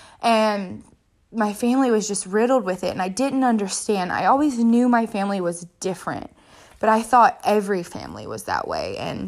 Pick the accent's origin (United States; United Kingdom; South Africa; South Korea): South Africa; And I was the girl from South Africa.